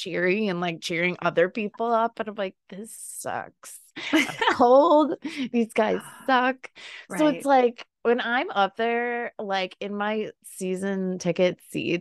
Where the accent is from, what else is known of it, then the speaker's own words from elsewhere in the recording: Buffalo, New York, United States; we are from Buffalo